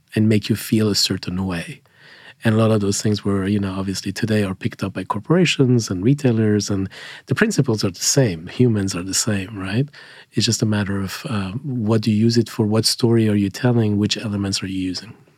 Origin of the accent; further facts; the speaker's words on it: Switzerland; moved away as an adult; now in United States; I grew up in, in Switzerland